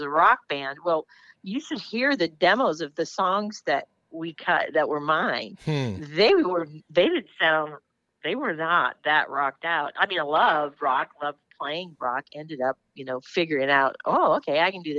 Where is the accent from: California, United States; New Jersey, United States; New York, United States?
California, United States; Los Angeles; I grew up in Los Angeles.